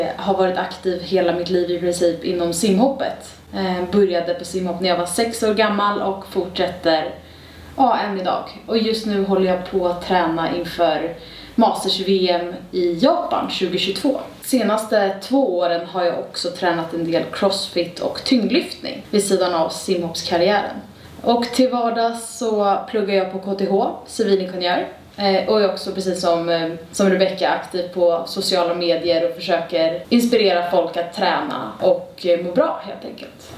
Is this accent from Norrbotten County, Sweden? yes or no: no; Stockholm, Stockholm County, Sweden; jag är född och uppväxt här i Stockholm